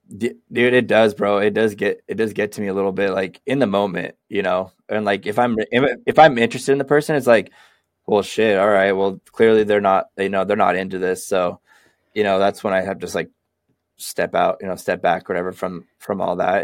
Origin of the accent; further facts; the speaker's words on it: Sacramento, California, United States; also born or lived in Seattle; now in Portland, United States; I grew up in Sacramento too. I spent most of my childhood in Sacramento